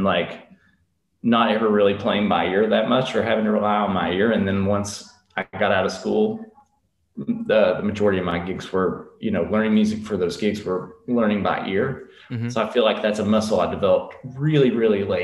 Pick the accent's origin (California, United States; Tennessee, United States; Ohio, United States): Tennessee, United States; Elizabethton; From Elizabethton, Tennessee